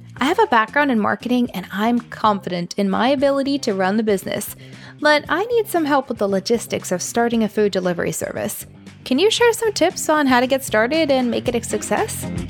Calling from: Tacoma, Washington, United States; I'm calling from Tacoma, Washington

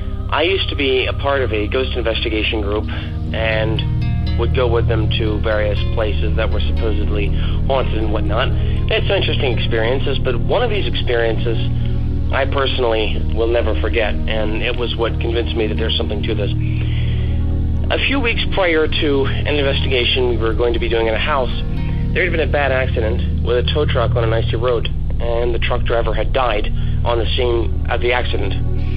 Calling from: Central Pennsylvania, United States; I am calling from Central Pennsylvania

